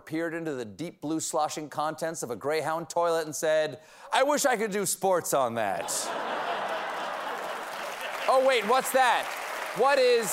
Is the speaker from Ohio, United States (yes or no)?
no; South Carolina, United States; now in New York City, United States; I'm from South Carolina.